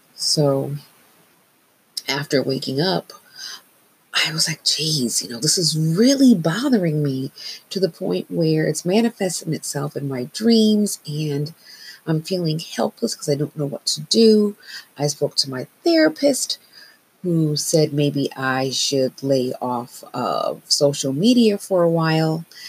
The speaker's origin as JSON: {"language": "English", "region": "Northeast", "country": "United States", "tie": "born or raised there", "said": "I've made the decision to march here in my hometown"}